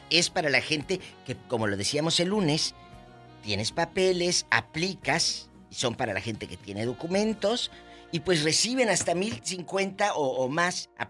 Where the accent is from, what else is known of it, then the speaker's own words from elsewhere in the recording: Dominican Republic; Yo soy, soy dominicano.